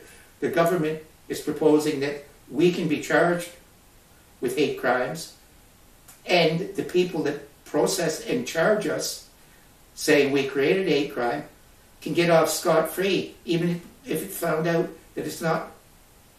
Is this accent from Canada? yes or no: yes; Canada; this is my country. Every one of us is a Canadian